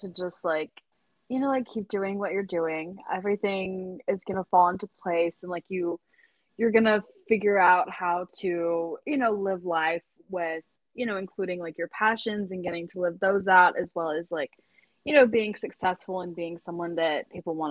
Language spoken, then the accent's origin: English; Lake Charles, Louisiana, United States; now in Oxford, United States; growing up in Louisiana